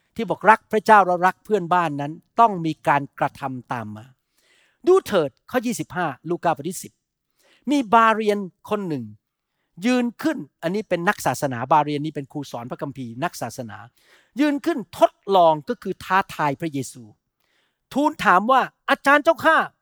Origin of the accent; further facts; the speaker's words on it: Thailand; เราที่เป็นคนไทย